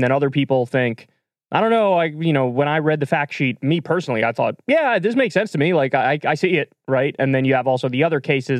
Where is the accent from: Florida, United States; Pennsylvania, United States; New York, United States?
New York, United States; moved away; I grew up in New York